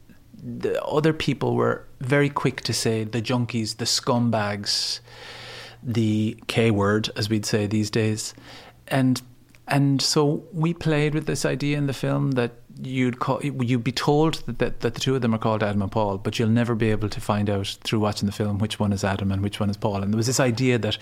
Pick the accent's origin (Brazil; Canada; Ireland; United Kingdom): Ireland; Ennis, Munster; now in Dublin, Ireland; I come from Ennis, County Clare. I moved to Dublin in 1990.